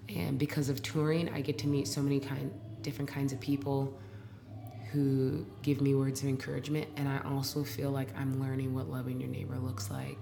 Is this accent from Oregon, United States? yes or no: yes; Portland, Oregon, United States; now in Brooklyn, United States; I'm from Portland, Oregon.